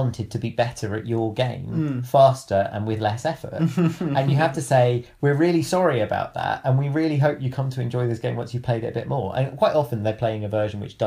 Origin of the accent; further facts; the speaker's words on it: United Kingdom; I'm British